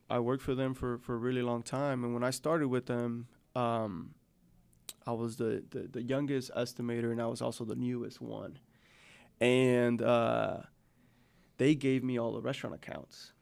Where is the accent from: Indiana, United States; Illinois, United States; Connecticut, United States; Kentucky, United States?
Illinois, United States; Chicago; now in Northwest Arkansas, United States; I grew up on the South Side